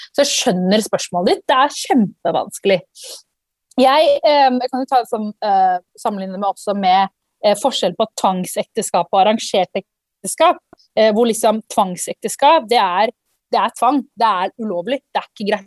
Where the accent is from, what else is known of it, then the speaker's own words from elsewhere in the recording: Norway; jeg vokste opp i Norge